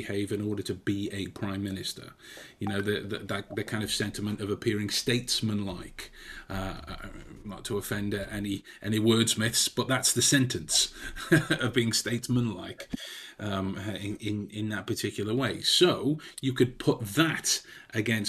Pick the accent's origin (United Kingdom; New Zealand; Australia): United Kingdom; England; as an English person myself